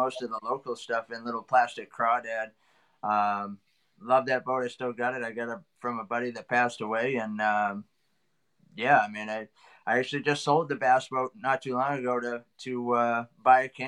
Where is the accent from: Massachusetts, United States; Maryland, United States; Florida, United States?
Massachusetts, United States; I grew up here in Massachusetts